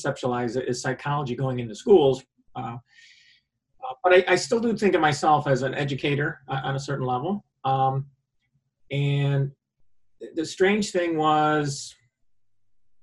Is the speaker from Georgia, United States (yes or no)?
no; Liverpool, New York, United States; I grew up in central New York, Syracuse area, Onondaga County. I grew up in Liverpool